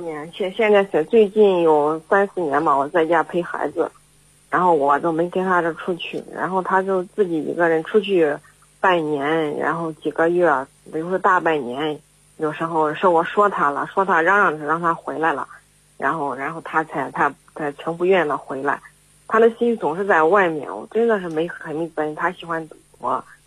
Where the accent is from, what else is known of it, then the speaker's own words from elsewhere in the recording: Henan, China; 我是来自我们河南的